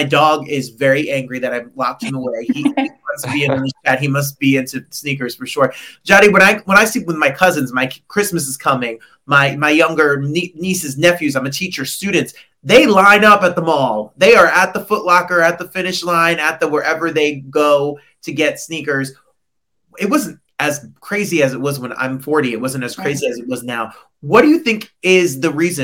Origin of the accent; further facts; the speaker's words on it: New Jersey, United States; When I was growing up in Jersey, Packard Shoes and T-Neck was famous for their shoes